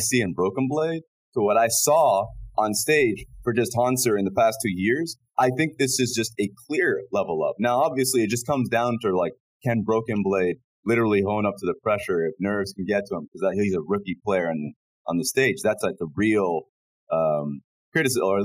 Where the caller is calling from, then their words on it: Shanghai, China; I'm calling in from Shanghai, China